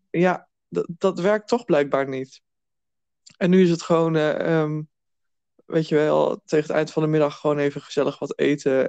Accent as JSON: {"language": "Dutch", "area": "Twente", "region": "Overijssel", "country": "Netherlands", "said": "ik kom uit Twente."}